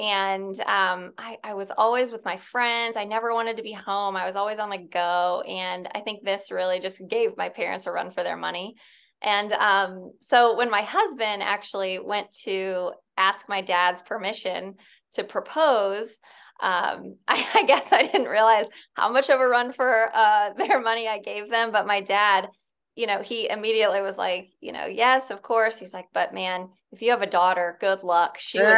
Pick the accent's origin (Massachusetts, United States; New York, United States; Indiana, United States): Indiana, United States; Fort Wayne; now in Indianapolis, United States; Yeah. So I'm from Northern Indiana. I grew up in Fort Wayne. I went to college at IU, so down in Bloomington.